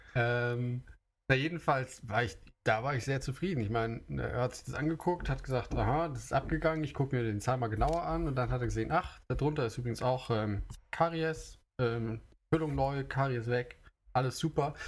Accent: Germany; now in Japan; ich komme aus Deutschland

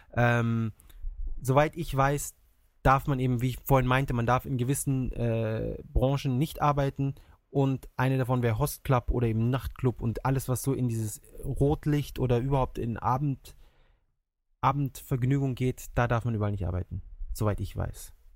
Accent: Germany; now in Japan; bei uns in Deutschland

